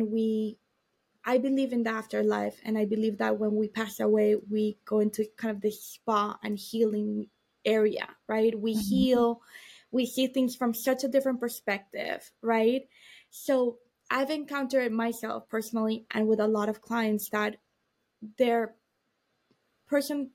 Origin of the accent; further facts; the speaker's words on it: Miami, Florida, United States; I was born in Miami